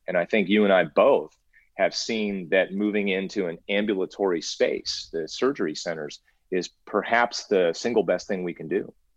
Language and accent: English; Cincinnati, Ohio, United States; moved away as an adult; also born or lived in Illinois / Albuquerque, New Mexico / California; I grew up in in Ohio actually, so I'm a Midwest kid